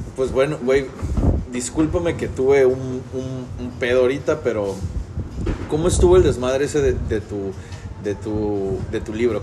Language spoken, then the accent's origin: Spanish; Ciudad del Carmen, Campeche, Mexico; soy Carmelo